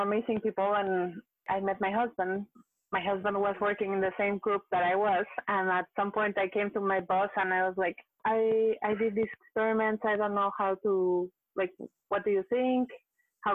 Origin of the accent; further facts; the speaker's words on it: Mexico; moved away as an adult; now in Montreal, Canada; I am from Mexico. I came to Canada. I live in Montreal currently